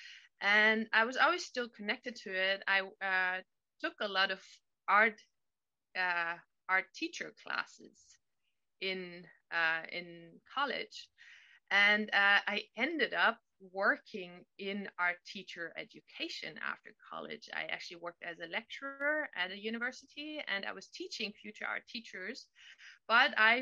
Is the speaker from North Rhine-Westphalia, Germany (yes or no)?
no; Berlin, Germany; now in California, United States; I am living in California now, but I'm originally from Germany, from Berlin.